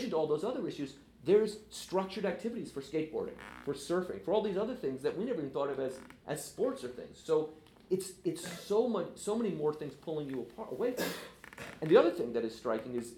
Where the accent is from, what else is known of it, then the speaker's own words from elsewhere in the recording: San Francisco, California, United States; I grew up in San Francisco